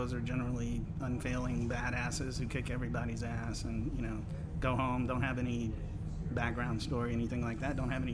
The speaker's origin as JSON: {"language": "English", "town": "Baton Rouge", "region": "Louisiana", "country": "United States", "tie": "born or raised there", "also_born_or_lived": "Austin", "moved": "yes", "said": "Grew up in Baton Rouge."}